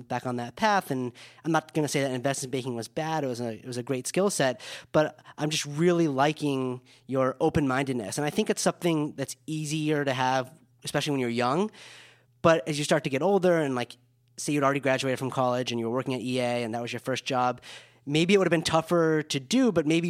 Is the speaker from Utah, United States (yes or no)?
yes; Park City, Utah, United States; I grew up in a small ski town too. I grew up in Park City